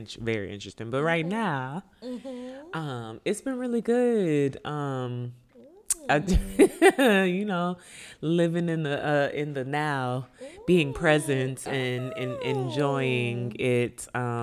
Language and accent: English; Miami, Florida, United States; moved away; I actually celebrated my 30th down home in Miami with friends